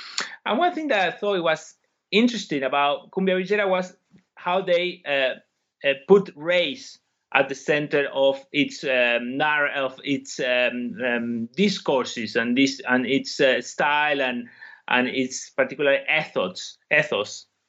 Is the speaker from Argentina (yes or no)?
yes; Argentina; moved away as an adult; now in United Kingdom; I come from Argentina, and that's why I had a particular interest in this country initially in my academic career. I studied sociology in Argentina, then I came to the UK to do my PhD